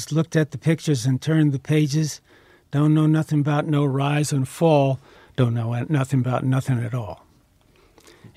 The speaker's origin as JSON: {"language": "English", "region": "the South", "country": "United States", "tie": "born or raised there", "said": "I was raised in the South"}